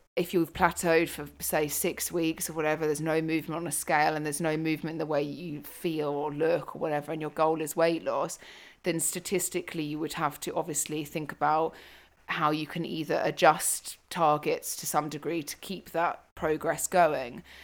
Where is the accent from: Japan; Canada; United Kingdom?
United Kingdom; moved away as an adult; now in Africa; being British, moving to Africa.